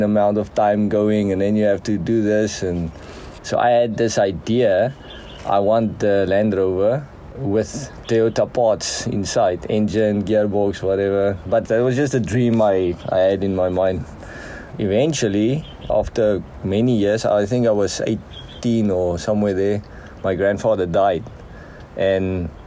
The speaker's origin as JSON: {"language": "English", "town": "Heidelberg", "region": "Western Cape", "country": "South Africa", "tie": "born or raised there", "said": "I'm the small town Heidelberg in the Western Cape. That's basically the region. Grew up this side on the farm"}